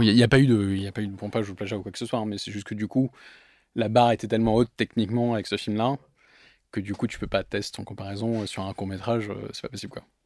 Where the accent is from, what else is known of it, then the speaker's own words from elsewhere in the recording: Bordeaux, Nouvelle-Aquitaine, France; moved away as an adult; also born or lived in London, United Kingdom / Paris, France; je suis arrivé en France donc à 6 ans, j'ai grandi à Bordeaux dans le Bordelais jusqu'à mes 18 ans, j'ai fait toute ma scolarité à Bordeaux